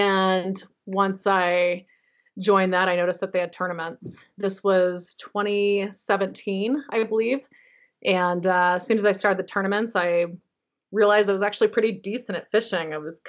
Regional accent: Phoenix, Arizona, United States; moved away as an adult; now in Holladay, United States; I live in Holiday, Utah. I grew up in Phoenix, Arizona

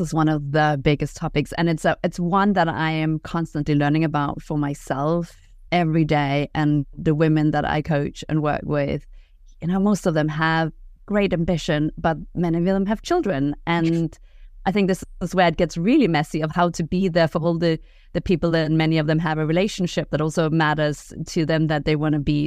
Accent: Denmark; moved away; I'm from Denmark

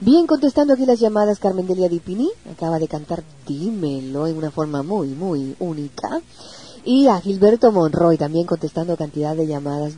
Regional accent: Puerto Rico

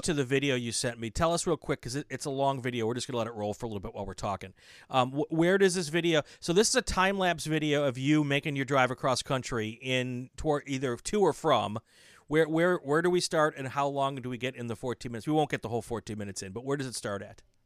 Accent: Wisconsin, United States; moved away; I grew up in Wisconsin

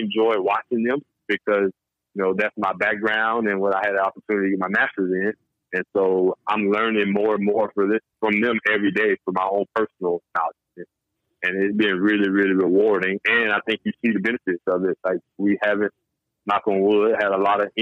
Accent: Georgia, United States; moved away as an adult; now in Buffalo, United States; I'm from Georgia

